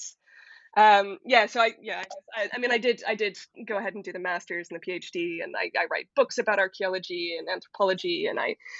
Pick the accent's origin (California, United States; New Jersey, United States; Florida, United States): California, United States; moved away as an adult; now in London, United Kingdom; But I actually come from California, and I am a glorious product of the community college regime.